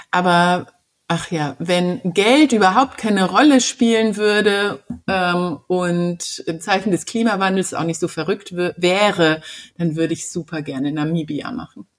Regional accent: Germany; bei uns in Deutschland

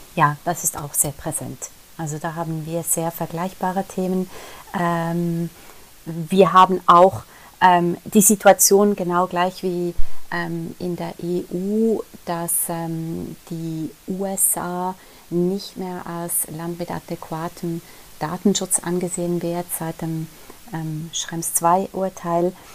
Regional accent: Switzerland; wir in der Schweiz

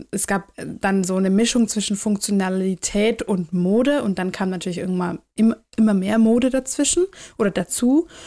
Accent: Swabia, Germany; ich komme aus dem Schwaberländle

